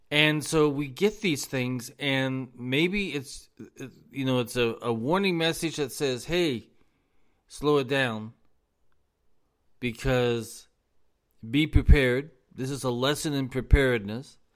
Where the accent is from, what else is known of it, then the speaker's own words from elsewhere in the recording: Los Angeles, California, United States; now in US South; I come come from Los Angeles. Now, Los Angeles, we're on the move 24 hours a day, seven days a week.